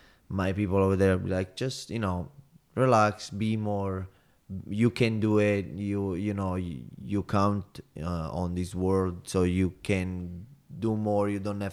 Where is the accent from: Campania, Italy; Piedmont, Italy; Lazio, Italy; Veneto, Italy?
Campania, Italy; Salerno; English is a second language; It's not a big city. It's like under them 60,000 people. It's on the water, so that's the beauty about.